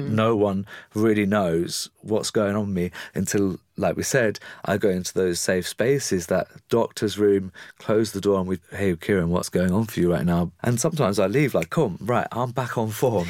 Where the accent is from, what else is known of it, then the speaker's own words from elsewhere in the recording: England, United Kingdom; I'm very English